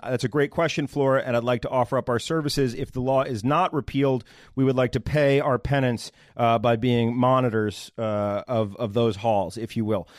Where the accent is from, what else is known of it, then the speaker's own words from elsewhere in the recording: Northern Virginia, United States; I'm from Northern Virginia, the good part, the part that West Virginia wants to take